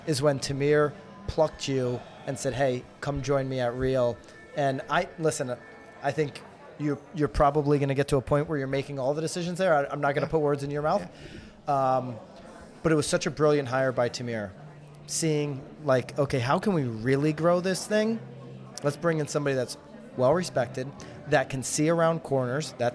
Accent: Naples, Florida, United States; my hometown of Naples

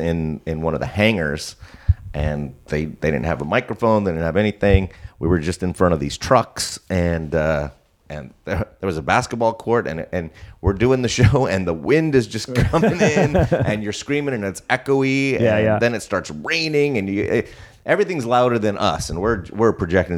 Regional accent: Orange County, California, United States; now in South Bay, California, United States; I grew up in Orange County, but I live in the South Bay now

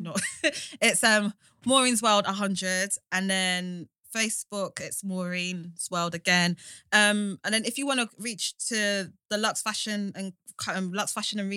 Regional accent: London, United Kingdom; Like being in London, like growing up in London from, you know, or living here all my life

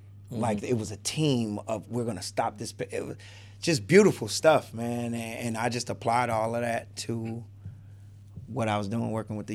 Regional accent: Chicago, Illinois, United States; I'd like to say I'm from Chicago. So I have all the sides on me. I got some suburban, some projects, some everything. So originally Cabrini Green.

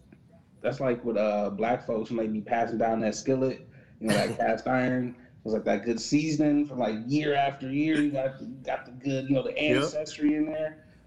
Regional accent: Michigan, United States; now in Chicago, United States; Facts. I'm from Michigan.

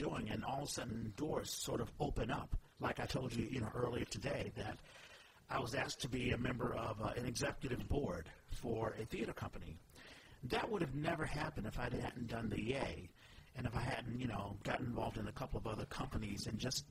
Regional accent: Washington, District of Columbia, United States; I'm from Washington, D.C.

